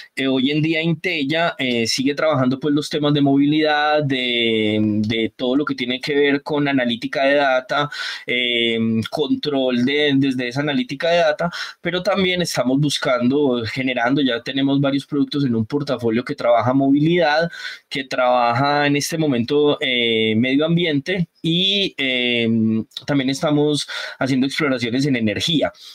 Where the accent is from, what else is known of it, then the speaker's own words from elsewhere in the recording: San Andrés, San Andrés, Providencia and Santa Catalina, Colombia; moved away; also born or lived in Antioquia; yo me considero también sanandresano porque yo me crié en San Andrés, en la isla